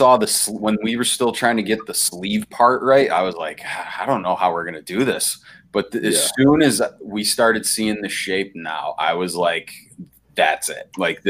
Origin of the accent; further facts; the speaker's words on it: Albion, New York, United States; also born or lived in Brockport, New York; We're all from Western New York, man. Me and Matt grew up originally in like the Albion area.